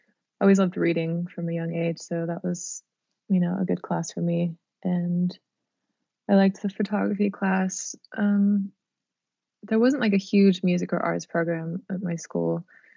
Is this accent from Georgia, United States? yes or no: no; Sacramento, California, United States; We had this cool record store called Tower when I was growing up in Sacramento.